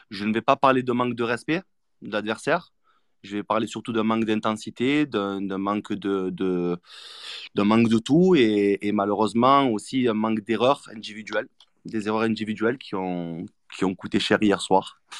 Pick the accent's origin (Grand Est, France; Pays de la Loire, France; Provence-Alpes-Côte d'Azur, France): Provence-Alpes-Côte d'Azur, France; Marseille; en tant que Marseillais